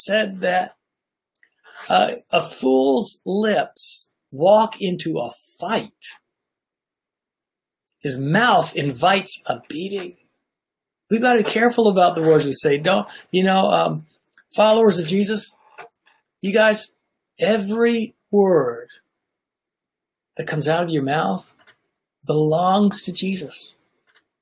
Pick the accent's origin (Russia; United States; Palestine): United States; Nashville, Tennessee; I grew up in Nashville, Tennessee